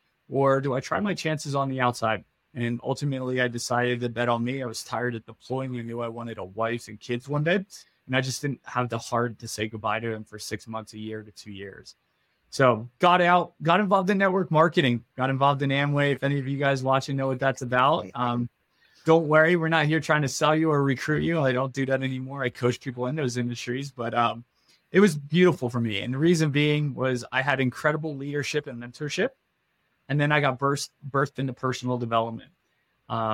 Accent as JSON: {"language": "English", "area": "outside of the Philadelphia area", "region": "New Jersey", "country": "United States", "tie": "born or raised there", "said": "I grew up in New Jersey, outside of the Philadelphia area"}